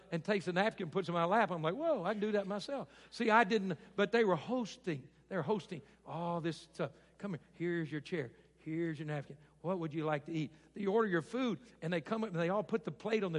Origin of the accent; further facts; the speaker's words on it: Arkansas, United States; moved away; I grew up in Arkansas